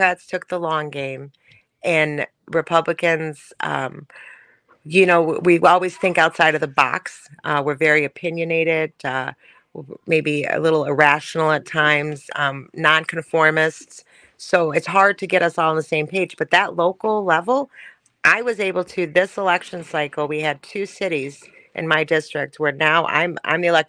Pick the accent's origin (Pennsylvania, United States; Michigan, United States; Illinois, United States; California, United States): Michigan, United States; Detroit; I grew up in Southwest Detroit